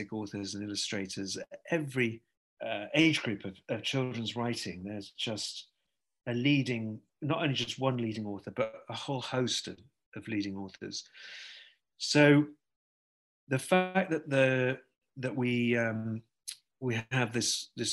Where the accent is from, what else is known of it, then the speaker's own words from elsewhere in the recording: the Northwest, North West England, United Kingdom; I'm from the same part of the world. I'm from the Northwest